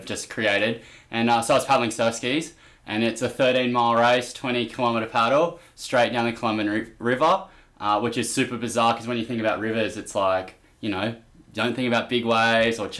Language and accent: English; New York City, New York, United States; accent: New York / Australian; moved away; also born or lived in Australia; I'm from Brooklyn